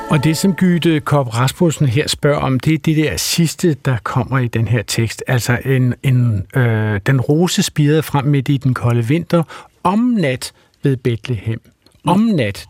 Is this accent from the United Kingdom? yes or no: yes; Wales, United Kingdom; now in Denmark; jeg er barnefødt i Wales og, og har sådan et bisprog og tosprog